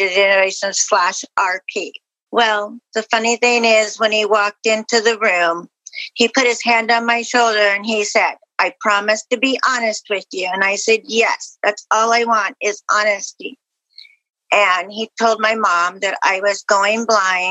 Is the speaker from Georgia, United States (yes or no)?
no; Caldwell, Idaho, United States; I'm from Caldwell, Idaho.